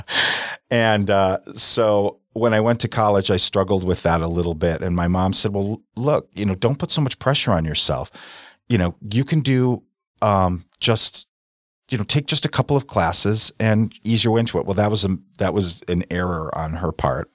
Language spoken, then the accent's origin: English; South Milwaukee, Wisconsin, United States; I grew up in South Milwaukee